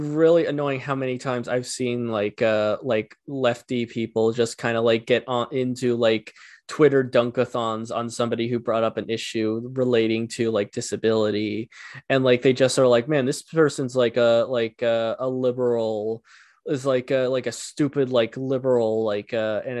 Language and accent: English; rural Ontario, Canada; also born or lived in Ottawa; I grew up in rural Ontario